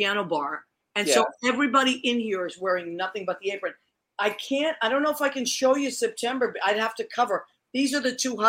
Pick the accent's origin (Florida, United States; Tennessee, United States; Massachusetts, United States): Massachusetts, United States; now in New York, United States; being from Massachusetts, I love being a New Yorker, but I got to tell you, my teams have remained the same, my Boston teams.